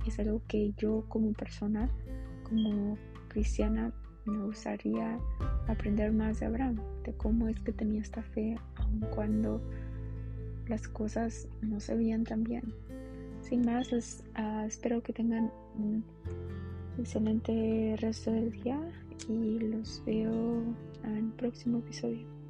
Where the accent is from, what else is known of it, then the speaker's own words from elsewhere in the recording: Mexico; como diríamos los mexicanos